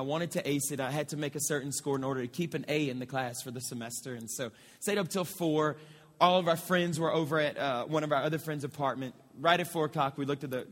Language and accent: English; Moss Bluff, Louisiana, United States; I'm about 15 minutes from my hometown, okay? It's in a city called Moss Bluff, which is just north of Lake Charles